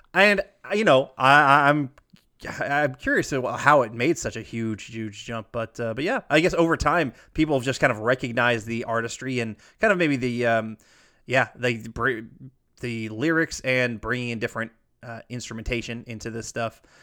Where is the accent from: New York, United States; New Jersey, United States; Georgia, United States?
Georgia, United States; Alpharetta; born or raised there; moved away